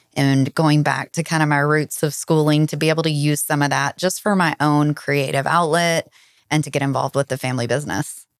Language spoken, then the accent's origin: English; Dallas, Texas, United States; also born or lived in Fort Worth area; I am originally from the Dallas area. Lived south of the Dallas my whole life and grew up here